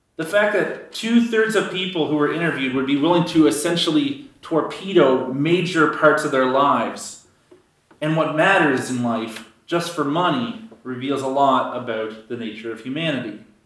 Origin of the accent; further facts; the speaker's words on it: Canada; giving up being a Canadian